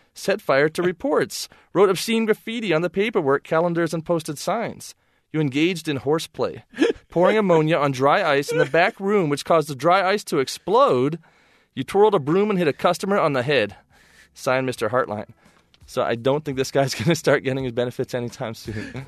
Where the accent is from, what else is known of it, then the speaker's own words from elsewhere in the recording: Ann Arbor, Michigan, United States; my hometown, Ann Arbor, Michigan